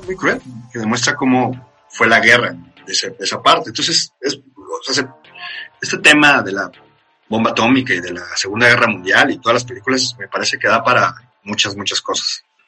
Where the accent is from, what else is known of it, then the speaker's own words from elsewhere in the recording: Mexico; como mexicano o que nació de este lado del charco